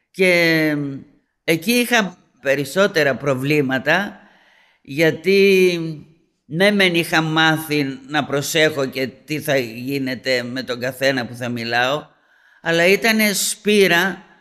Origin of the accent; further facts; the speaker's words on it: Greece; moved away; εγώ έφυγα από την Ελλάδα Παρθένα και είμαι Παρθένα.